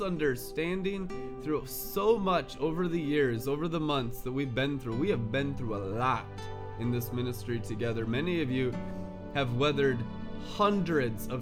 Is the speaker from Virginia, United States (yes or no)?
no; Seattle, Washington, United States; also born or lived in California; now in Twin Cities, United States; I grew up in Seattle and California